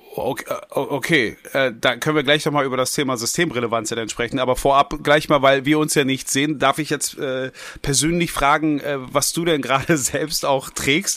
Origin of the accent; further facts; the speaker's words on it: Berlin, Germany; ich als als gebürtiger Westberliner